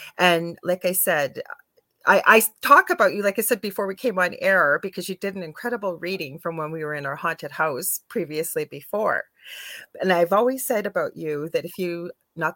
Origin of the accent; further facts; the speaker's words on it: Canada; I'm a Canadian clairvoyant medium